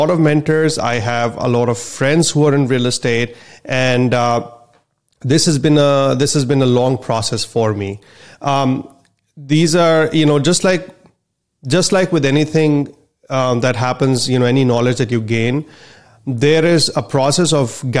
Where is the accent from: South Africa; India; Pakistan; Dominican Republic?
India; moved away as an adult; now in United States; I'm a physician from India and my parents are physicians there as well